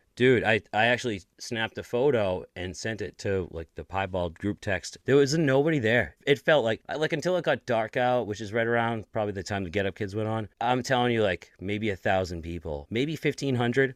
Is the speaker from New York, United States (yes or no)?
no; Lynn, Massachusetts, United States; my hometown of Lynn, Massachusetts